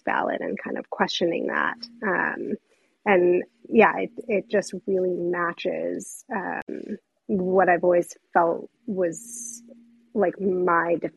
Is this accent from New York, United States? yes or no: no; New Mexico, United States; I'm from New Mexico. I didn't grow up with a lot of other Jewish people around me